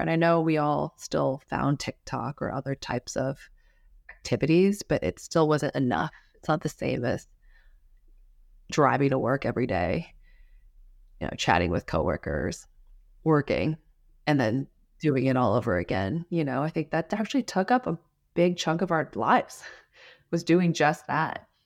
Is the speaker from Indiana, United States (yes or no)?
no; Washington, United States; also born or lived in Los Angeles, California; I grew up in Washington State, but I was born in L